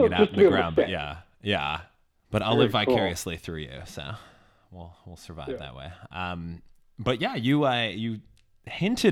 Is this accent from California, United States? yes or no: no; Chicago, Illinois, United States; I grew up in Chicago as well, so very familiar with the L